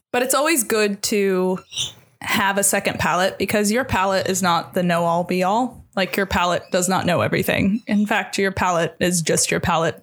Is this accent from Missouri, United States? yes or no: yes; Missouri, United States; moved away; growing up in Missouri